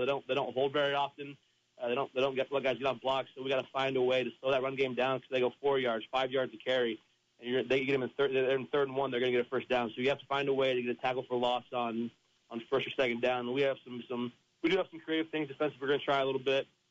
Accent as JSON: {"language": "English", "area": "South Adams", "region": "Indiana", "country": "United States", "tie": "born or raised there", "said": "growing up in South Adams"}